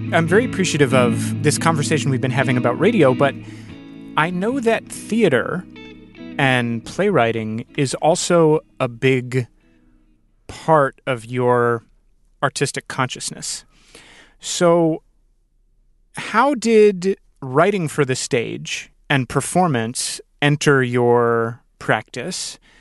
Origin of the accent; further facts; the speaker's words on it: Northern Virginia, United States; I grew up in Northern Virginia